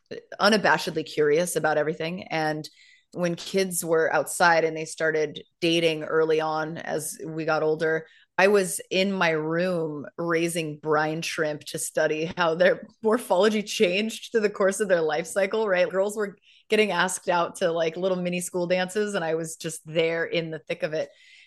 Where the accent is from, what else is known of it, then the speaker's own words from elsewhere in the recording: San Diego, California, United States; So I hail from sunny Southern California, and most of my life was spent in and around the San Diego area.